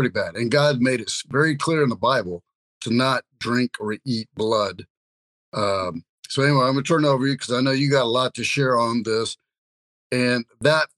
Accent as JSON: {"language": "English", "town": "Kansas City", "region": "Missouri", "country": "United States", "tie": "born or raised there", "said": "my hometown, Kansas City"}